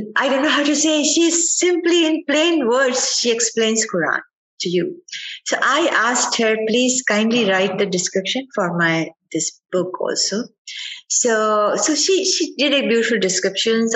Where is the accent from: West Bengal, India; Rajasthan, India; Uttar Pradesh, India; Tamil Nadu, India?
Rajasthan, India; Ajmer; now in United States; I was growing up in Ajmer, Ajmer is a city in Rajasthan